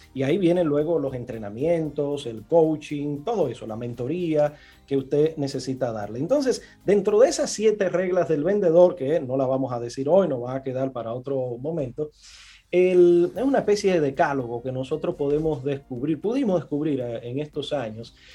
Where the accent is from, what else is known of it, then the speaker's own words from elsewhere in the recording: Villa Consuelo / Gualey / Los Guandules, Distrito Nacional, Dominican Republic; de donde yo vengo, de Villaconsuelo, de Gualey, de los Guandules